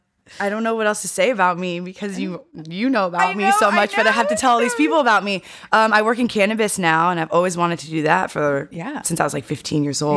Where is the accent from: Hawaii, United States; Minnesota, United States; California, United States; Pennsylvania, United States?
California, United States; San Francisco; I grew up riding horses in Golden Gate Park.